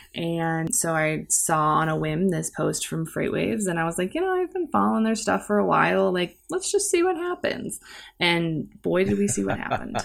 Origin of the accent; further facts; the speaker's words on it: St. Louis, Missouri, United States; also born or lived in Cape Girardeau, Missouri; I've lived in Saint Louis for most of my life